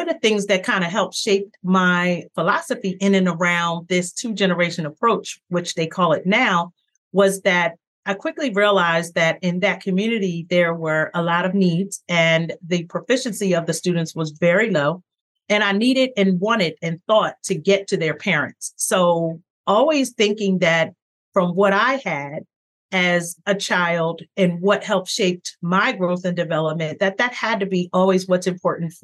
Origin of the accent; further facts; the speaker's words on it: Philadelphia, Pennsylvania, United States; I'm originally from Philadelphia.